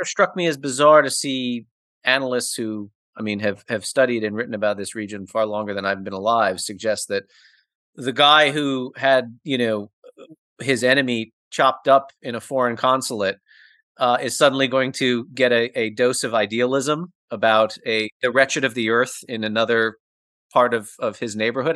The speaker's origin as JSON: {"language": "English", "country": "United States", "said": "I'm an American"}